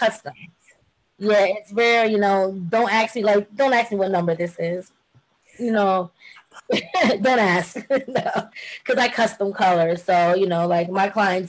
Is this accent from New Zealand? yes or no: no; Jamaica; I'm Jamaican, by the way, so I'm very much into being a bush girl.